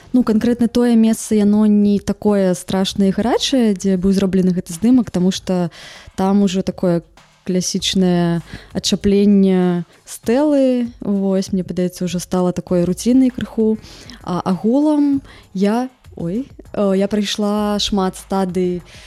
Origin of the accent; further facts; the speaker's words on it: Vileyka, Minsk Region, Belarus; у маім родным горадзе ў вялейцы